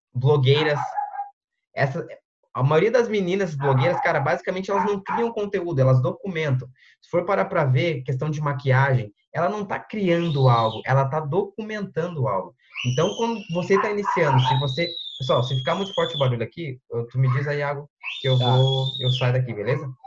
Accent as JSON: {"language": "Portuguese", "area": "Porto Alegre metropolitan area", "region": "Rio Grande do Sul", "country": "Brazil", "said": "sou do Sul, sou da região metropolitana de, de Porto Alegre, uma cidadezinha teoricamente pequena aqui."}